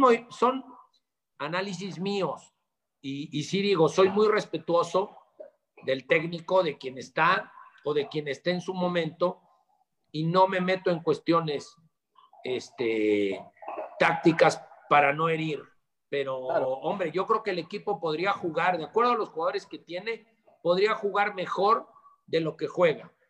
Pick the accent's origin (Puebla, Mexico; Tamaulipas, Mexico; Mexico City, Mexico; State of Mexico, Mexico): Puebla, Mexico; Soy poblano de nacimiento